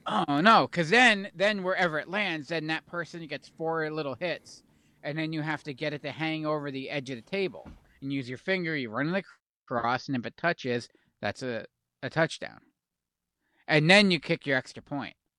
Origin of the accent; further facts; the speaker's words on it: Pennsylvania, United States; we're from Pennsylvania